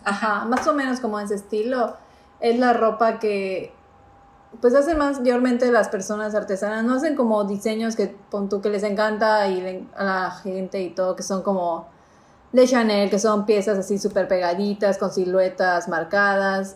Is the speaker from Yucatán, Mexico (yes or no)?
yes; Yucatán, Mexico; nosotros siendo yucatecas